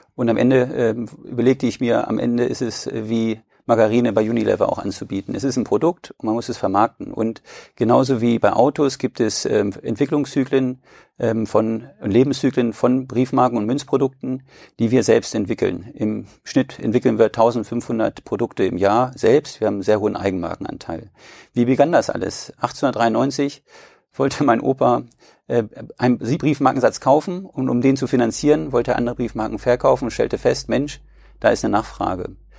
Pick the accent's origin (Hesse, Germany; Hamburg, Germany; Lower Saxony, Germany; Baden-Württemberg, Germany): Lower Saxony, Germany; Braunschweig; ich komme aus Braunschweig